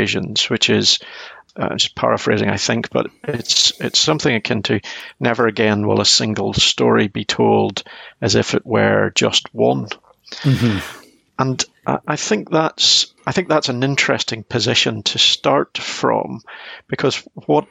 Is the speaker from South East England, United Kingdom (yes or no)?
no; Northern Ireland, United Kingdom; I growing up in Northern Ireland during the Troubles